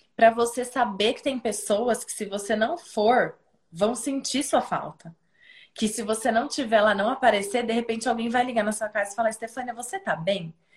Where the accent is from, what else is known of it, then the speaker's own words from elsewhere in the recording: Piracicaba, São Paulo, Brazil; moved away as an adult; Quando eu voltei para Piracicaba, eu fui, eu, eu saí de Pira uma pessoa e eu voltei uma pessoa muito diferente